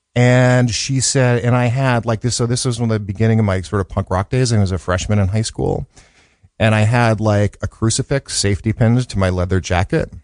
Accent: Arlington, Massachusetts, United States; born or raised there; moved away; also born or lived in Brookline, Massachusetts / Los Angeles

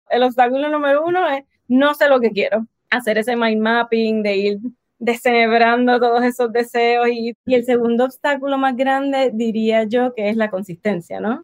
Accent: Puerto Rico; accent: Puerto Rican; moved away as an adult; now in United States; soy de Puerto Rico, boricua, nacida en Puerto Rico, en el Caribe, así que por eso mi acento

